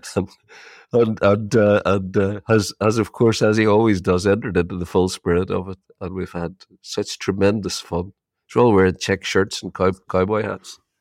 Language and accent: English; Ireland; you're Irish